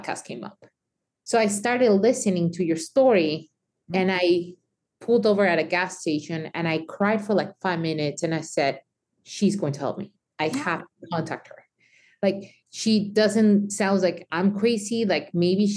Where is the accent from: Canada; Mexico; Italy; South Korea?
Mexico; moved away; me growing up in Mexico